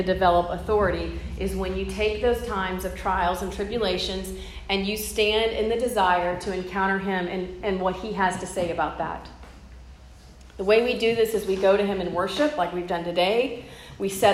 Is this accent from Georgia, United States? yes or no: no; Corpus Christi, Texas, United States; moved away; I'm from Corpus Christi, it's where I've grown up